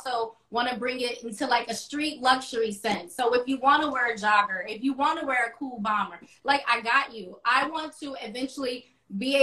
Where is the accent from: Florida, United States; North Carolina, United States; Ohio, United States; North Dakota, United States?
Florida, United States; Orlando; moved away as an adult; now in Atlanta, United States; Pine Hills, Orlando born, but Pine Hills raised. I've been there all my life. I moved out to Atlanta